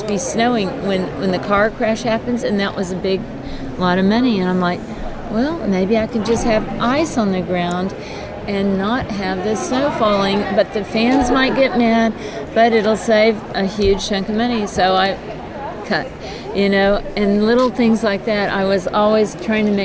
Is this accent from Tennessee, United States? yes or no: no; McAllen, Texas, United States; I'm from the border of Mexico. I grew up in La Frontera, McAllen, Texas